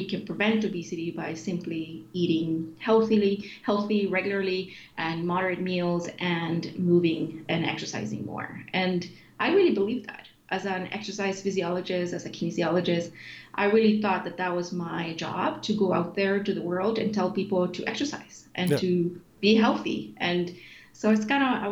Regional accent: Sweden; moved away as an adult; also born or lived in Chile; now in Canada; I moved to Sweden as a refugee when I was 10 years old. And grew up in Sweden in a very healthy country

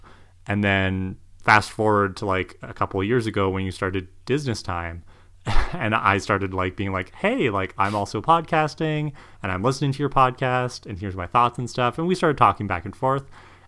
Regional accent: Canada; accent: Canadian; First thing I think people need to know is I'm Canadian.

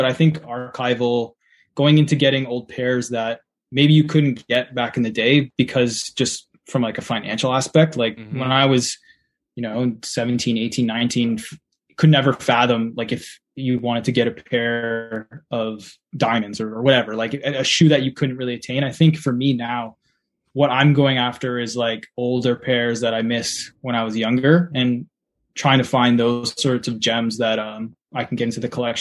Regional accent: Hamilton, Ontario, Canada; I grew up in Hamilton, from Hamilton

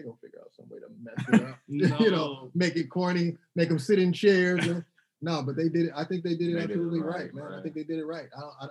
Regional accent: Waco, Texas, United States; also born or lived in Seattle / Berkeley / Houston / Oakland; I was born in Seattle, raised in Waco, Texas, grew up in Berkeley, and lived in Houston, North Oakland

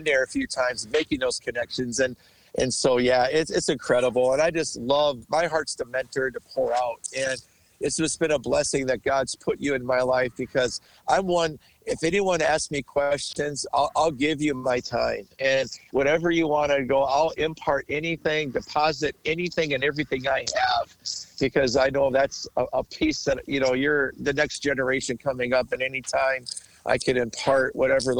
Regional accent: Bloomington, Minnesota, United States; I was born and raised in Bloomington.

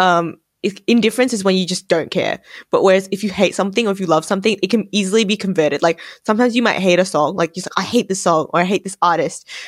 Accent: Australia; my identity as Asian Australian

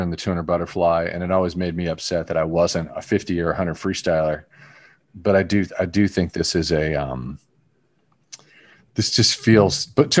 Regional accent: United States; I grew up in the United States. I'm a U.S. Olympian.

